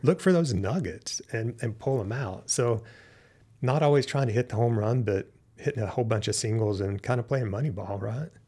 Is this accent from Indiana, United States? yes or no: no; Western North Carolina, United States; moved away; grew up in Western North Carolina